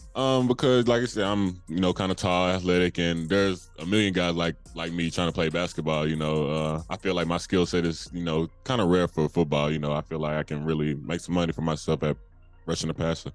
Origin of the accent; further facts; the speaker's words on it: England, Arkansas, United States; my hometown of England, Arkansas